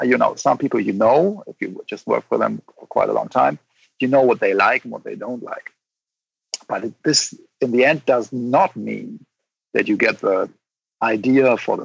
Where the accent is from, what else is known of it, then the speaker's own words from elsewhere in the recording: Rhine-Main area near Mainz, Rhineland-Palatinate, Germany; moved away as an adult; now in Berlin, Germany; I grew up in the Rhine-Main area near Mainz, Germany